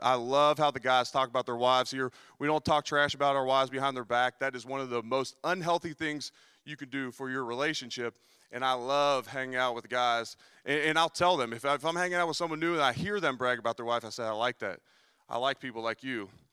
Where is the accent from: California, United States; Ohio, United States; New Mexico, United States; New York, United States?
Ohio, United States; Cincinnati; moved away; I'm also from Cincinnati.